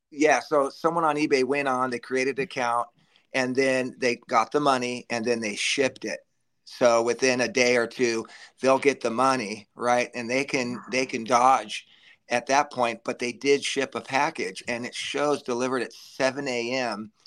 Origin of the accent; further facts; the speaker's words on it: Los Angeles, California, United States; I born and raised in the Valley